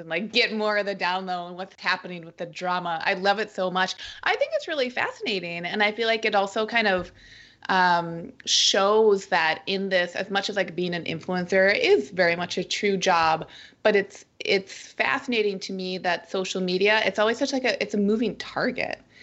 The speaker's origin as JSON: {"language": "English", "town": "Minneapolis", "region": "Minnesota", "country": "United States", "moved": "yes", "lives_now": "Portland, United States", "said": "I'm from the Midwest, good old Minnesota, Minneapolis"}